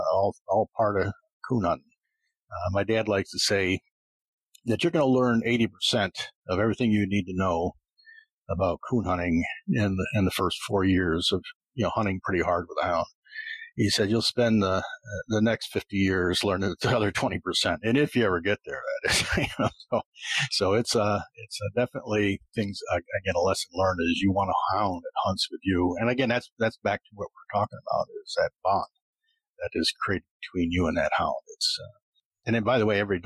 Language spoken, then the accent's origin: English; Painted Post, New York, United States; I'm from Painted Post